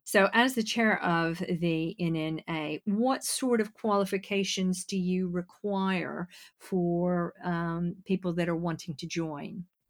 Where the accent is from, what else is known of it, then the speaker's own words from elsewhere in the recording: United States; now in United Kingdom; being American